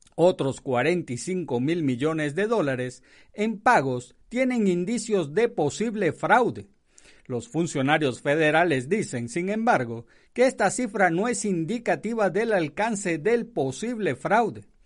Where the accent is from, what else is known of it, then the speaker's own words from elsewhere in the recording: Venezuela; now in United States; donde nací, que es Venezuela